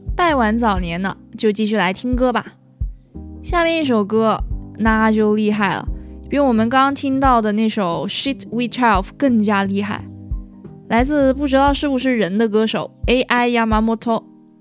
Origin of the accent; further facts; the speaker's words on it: China; 身为中国人的我们